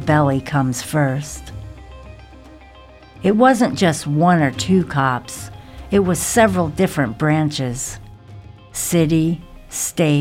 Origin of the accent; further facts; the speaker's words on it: the South, United States; moved away; surviving the South